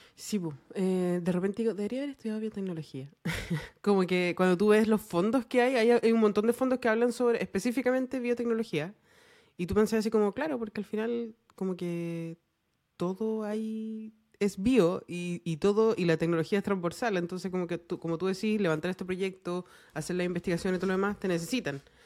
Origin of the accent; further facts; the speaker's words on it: Chile; nosotros como chilenos